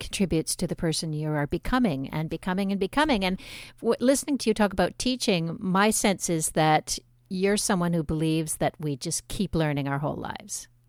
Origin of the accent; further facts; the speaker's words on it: Montreal, Quebec, Canada; also born or lived in Trois-Rivières; my family's originally from Trois Rivières, but I grew up in Montreal, in Le Chine